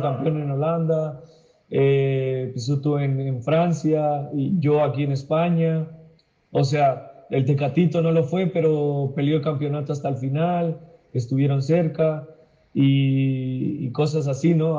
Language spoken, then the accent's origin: Spanish; Mexico; now in Spain; como mexicano